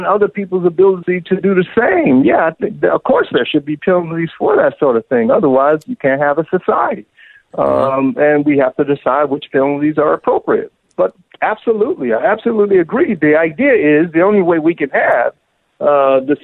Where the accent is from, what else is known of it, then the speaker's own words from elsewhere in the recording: Miami, Florida, United States; I'm from Miami, and so I grew up in a household where, for example, my mother, she ran numbers